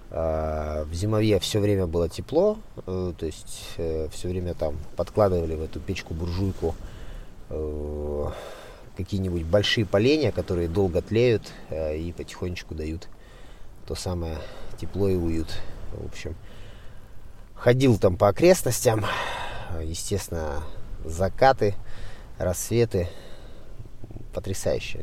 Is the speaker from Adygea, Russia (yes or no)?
no; Siberia, Krasnoyarsk Krai, Russia; moved away; сам я родился в Сибири, в Красноярском крае, и долгое время я жил в деревне